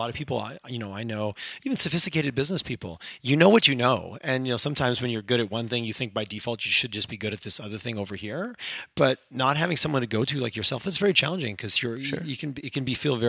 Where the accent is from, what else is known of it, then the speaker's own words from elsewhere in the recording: Southern Quebec, Canada; now in Calgary, Canada; I grew up in Southern Quebec, which is also real winter in a rural environment.